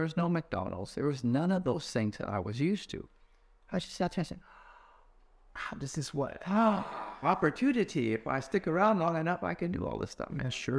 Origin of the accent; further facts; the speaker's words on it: Vancouver, British Columbia, Canada; Well, I was born in Canada, spent most of my time in Vancouver.